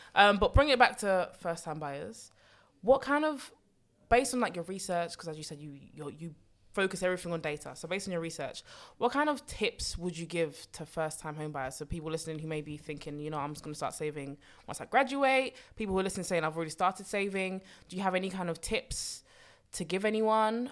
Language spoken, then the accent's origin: English; London, United Kingdom; I've born and bred in London